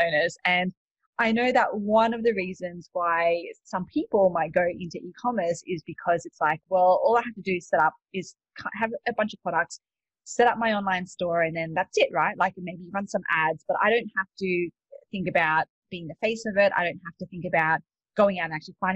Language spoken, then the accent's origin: English; Australia; moved away as an adult; also born or lived in Sydney; now in United States; you can probably tell from my accent, I'm not actually from the States. I'm from Australia.